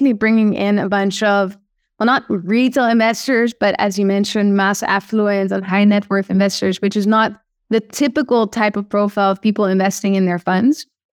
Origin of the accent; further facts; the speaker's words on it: Amsterdam, North Holland, Netherlands; accent: Dutch; English is a second language; Yes, correct. Yes. Awesome. Do you hear my Dutch accent?